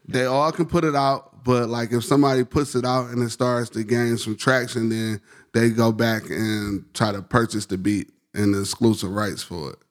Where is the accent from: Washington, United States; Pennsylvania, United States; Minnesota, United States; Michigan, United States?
Michigan, United States; Detroit; I grew up on, like, in Southwest Detroit in West Warren and Livenoy's area